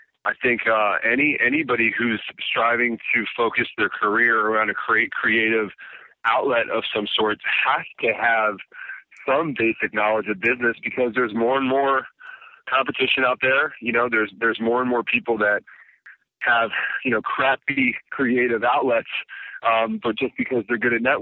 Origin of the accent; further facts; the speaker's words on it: Baltimore, Maryland, United States; Baltimore, born and raised